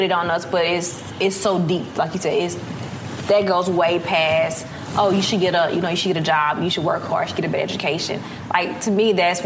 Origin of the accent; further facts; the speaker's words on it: Terry, Mississippi, United States; moved away as an adult; also born or lived in Silicon Valley; I'm from Terry, Mississippi.